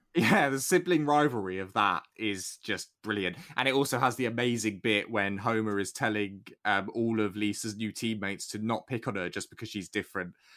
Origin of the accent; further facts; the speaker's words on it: United Kingdom; being British